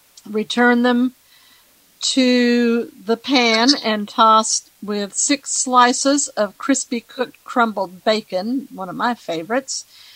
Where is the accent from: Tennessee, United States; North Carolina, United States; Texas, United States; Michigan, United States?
Tennessee, United States; Nashville; I am from Nashville, Tennessee, one of the best places in the world to live.